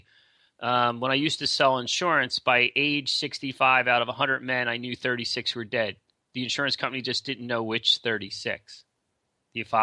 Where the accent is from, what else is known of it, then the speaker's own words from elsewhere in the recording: Philadelphia, Pennsylvania, United States; I'm from Philly